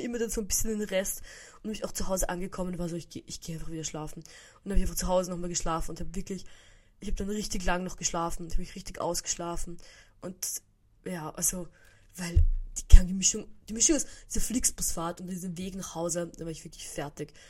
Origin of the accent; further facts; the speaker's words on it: Vienna, Austria; bei uns in Wien gibt es so Böller ab, so ganz ein bisschen. Also, früher, als ich noch im 16. gewohnt habe